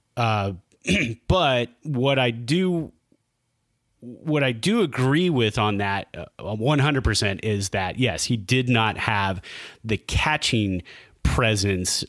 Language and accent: English; Bay Area, California, United States; as a Giants fan growing up in the Bay Area